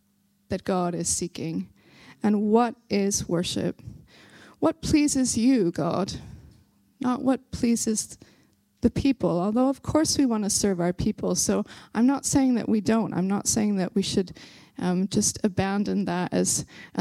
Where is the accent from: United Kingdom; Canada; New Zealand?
United Kingdom; Belfast, Northern Ireland; accent: Belfast; my Belfast accent is trying, it's trying to come through here